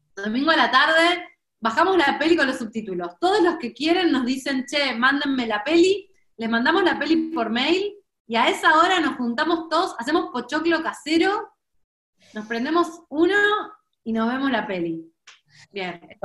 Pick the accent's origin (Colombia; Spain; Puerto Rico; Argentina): Argentina; nadie me dice sos argentina